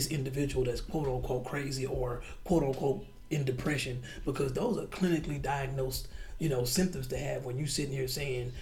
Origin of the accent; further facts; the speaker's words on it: United States; as young black kids growing up in America